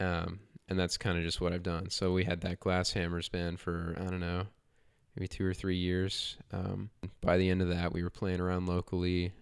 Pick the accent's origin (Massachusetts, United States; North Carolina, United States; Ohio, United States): North Carolina, United States; Huntersville; also born or lived in Charlotte, North Carolina; Charlotte, North Carolina, born and raised. Um, but I'm I'm really from Huntersville